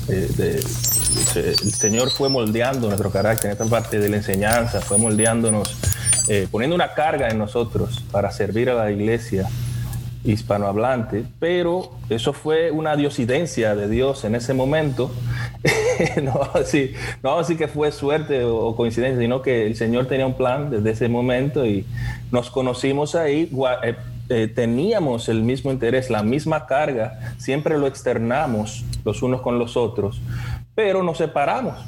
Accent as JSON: {"language": "Spanish", "country": "Dominican Republic", "moved": "yes", "lives_now": "Pennsylvania, United States", "said": "yo estoy acá en Pensilvania, yo soy dominicano, vengo de la República Dominicana también, como mis compañeros"}